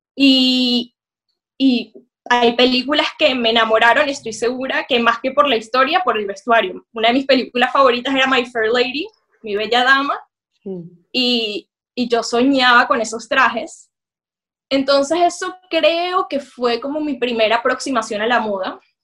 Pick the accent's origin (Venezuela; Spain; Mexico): Venezuela; now in London, United Kingdom; yo soy una mujer venezolana, judía